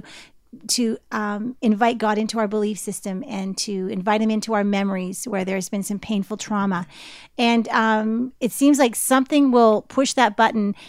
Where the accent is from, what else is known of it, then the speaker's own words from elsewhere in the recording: Canada; growing up in Canada